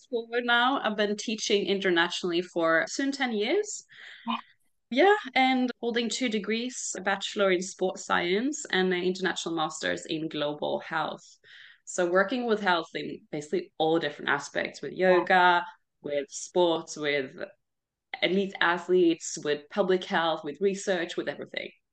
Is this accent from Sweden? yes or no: yes; Sweden; moved away as an adult; also born or lived in Australia; I grew up here mostly in Sweden when I was little.